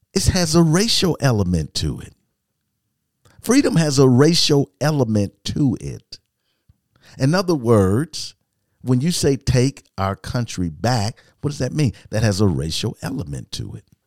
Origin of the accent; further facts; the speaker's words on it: United States; I'm an American